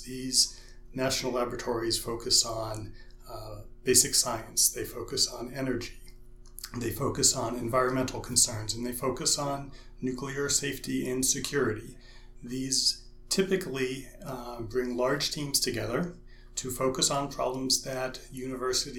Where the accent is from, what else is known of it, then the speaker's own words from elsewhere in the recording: Western Pennsylvania, United States; moved away as an adult; also born or lived in California; now in Ames, United States; I was born in Western Pennsylvania